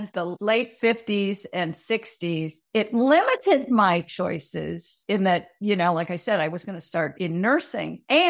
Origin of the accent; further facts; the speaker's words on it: Minnesota, United States; In Minnesota.